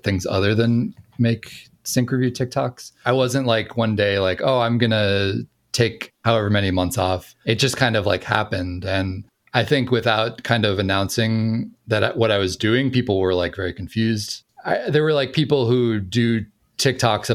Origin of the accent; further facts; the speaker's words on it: Minnesota, United States; also born or lived in New York City; now in Los Angeles, United States; I was from Minnesota.